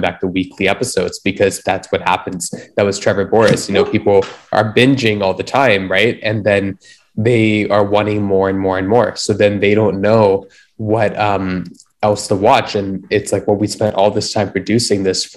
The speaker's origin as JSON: {"language": "English", "country": "Canada", "said": "us being Canadian ourselves"}